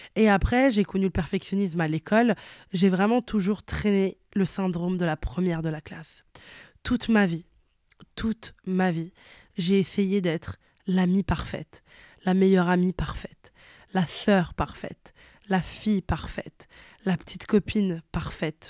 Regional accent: Italy; moved away; je suis née et j'ai grandi en Italie

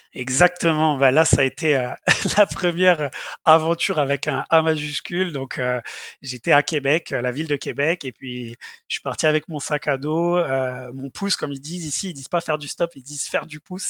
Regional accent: south of France, France; moved away as an adult; also born or lived in Montpellier / Sherbrooke, Canada; je quittais le, nid, le nid familial et le sud de la France.

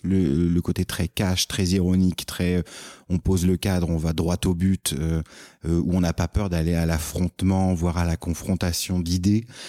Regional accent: France; moved away as an adult; now in Quebec, Canada; on est français et donc on est étranger nous ici

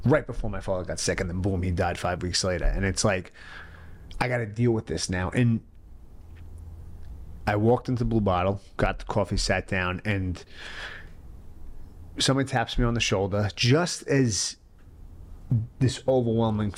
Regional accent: New York City, New York, United States; I'm from the born and raised in the Bronx

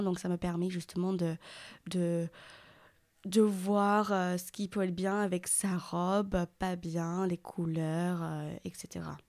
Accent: England, United Kingdom; French is a second language; now in Périgueux, France; je suis anglaise, donc, euh, si ça s'entend pas par rapport à mon accent

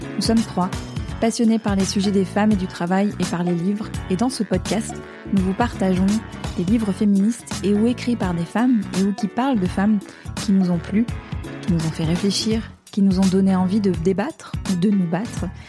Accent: United States; moved away; quand j'étais petite aux États-Unis

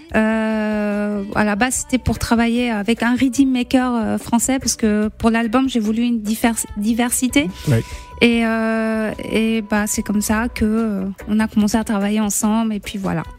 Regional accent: Côte d’Ivoire; also born or lived in Liberia / Lebanon (ancestry); on s'est réfugié en Côte d'Ivoire

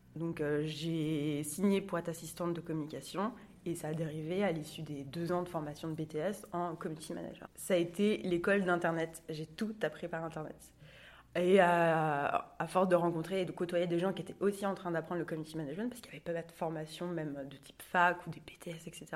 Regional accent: Angers, Pays de la Loire, France; moved away as an adult; now in Nantes, France; Je suis originaire d'Angers

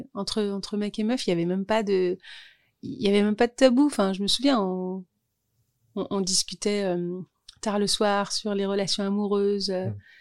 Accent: Orly, Île-de-France, France; also born or lived in Thiais; j'ai grandi à Orly

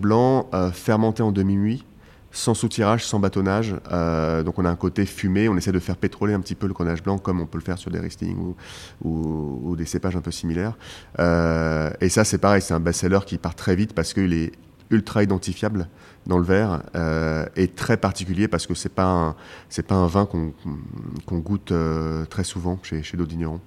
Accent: Paris, Île-de-France, France; born or raised there

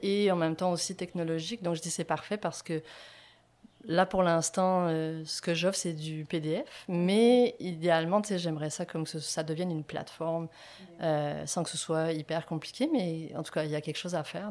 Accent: France; moved away as an adult; now in Quebec, Canada; je suis française

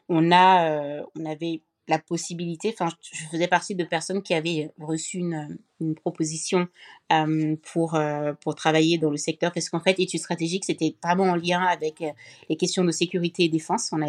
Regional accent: France; born there; Donc euh, la question, je suis née en France pourtant, euh, mais je m'accrochais, je m'accrochais à ma nationalité camerounaise.

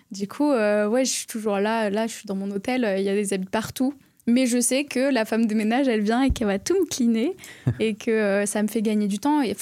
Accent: Florac, Occitania, France; also born or lived in Bordeaux; Mais en plus, vraiment, j'ai grandi de à Florac.

